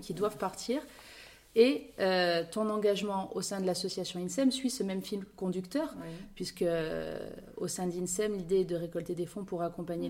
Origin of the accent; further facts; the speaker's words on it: Corsica, France; chez nous en Corse